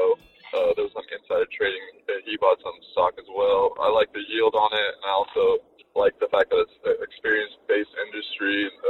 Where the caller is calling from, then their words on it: United States; I'm calling from Washington.